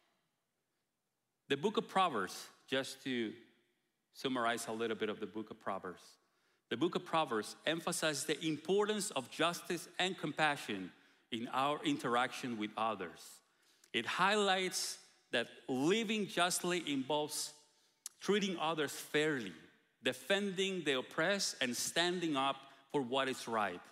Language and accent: English; Guatemala; moved away; we're coming from Guatemala